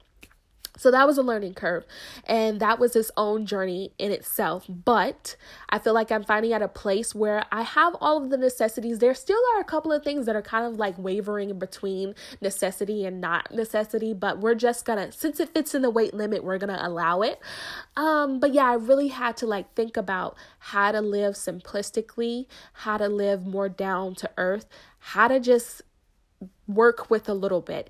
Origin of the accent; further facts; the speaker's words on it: United States; I am a young American Black woman.